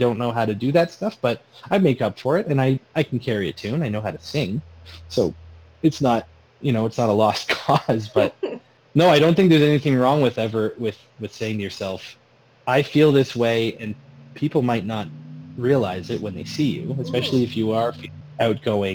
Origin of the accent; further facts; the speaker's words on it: Sarnia, Ontario, Canada; I said, Sarnia